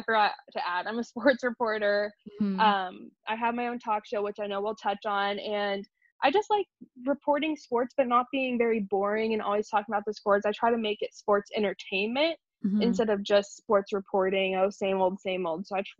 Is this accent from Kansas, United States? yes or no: yes; Wichita, Kansas, United States; also born or lived in New York; No. So I am from New York originally, but we moved to Wichita, Kansas when I was a baby.